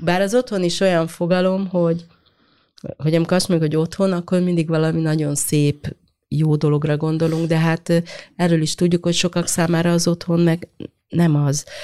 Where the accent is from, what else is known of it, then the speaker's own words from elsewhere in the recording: Hungary; mi ezekben a városokban nőttünk